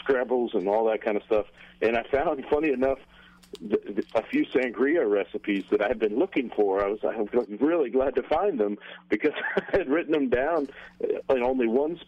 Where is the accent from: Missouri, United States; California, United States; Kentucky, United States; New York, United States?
Missouri, United States; Kansas City; my hometown team, the Chiefs